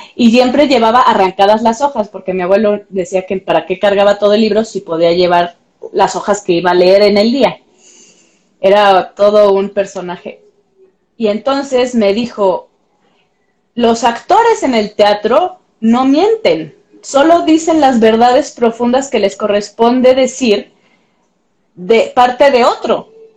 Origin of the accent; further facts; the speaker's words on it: Pátzcuaro, Michoacán, Mexico; now in Mexico City, Mexico; yo no soy de aquí, soy de Pátzcuaro de Michoacán